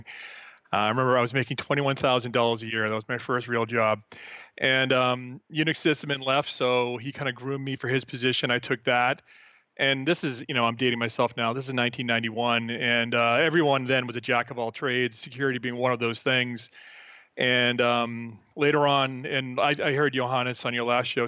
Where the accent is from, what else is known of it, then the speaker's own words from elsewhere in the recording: Boston, Massachusetts, United States; moved away as an adult; now in Peaks Island, Maine, United States; I'm from Boston originally